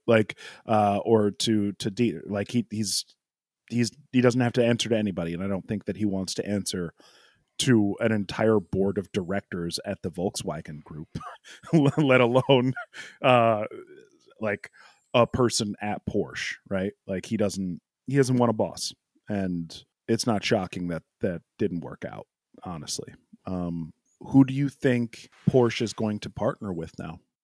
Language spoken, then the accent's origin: English; United States; as an American